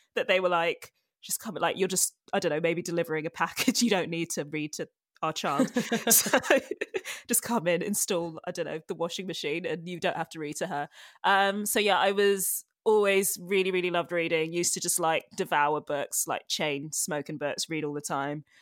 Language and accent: English; London, United Kingdom; also born or lived in Ghana; I grew up in, well, I grew up mainly in London. I was born in London, Edgware General Hospital.